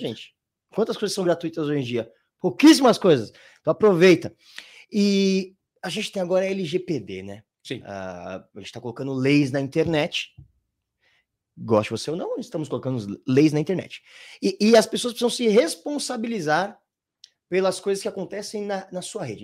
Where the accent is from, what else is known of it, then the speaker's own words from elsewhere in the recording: Brazil; somos brasileiros